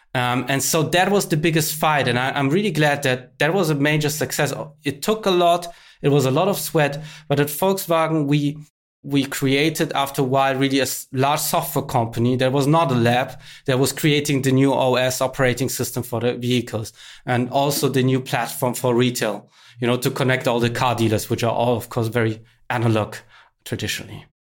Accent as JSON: {"language": "English", "country": "Germany", "also_born_or_lived": "Berlin", "said": "somebody from Germany"}